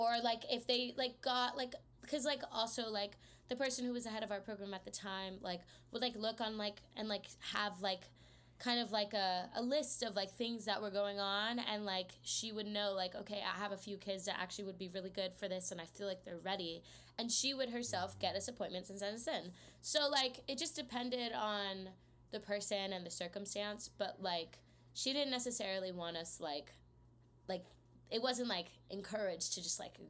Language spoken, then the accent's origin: English; Houston, Texas, United States; also born or lived in New Jersey; I was born in New Jersey, but I moved to Texas when I was really young, so I'm a Texan, but not really.